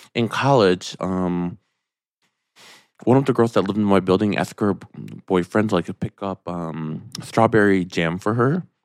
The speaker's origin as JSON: {"language": "English", "region": "Michigan", "country": "United States", "moved": "yes", "said": "I'm from Michigan."}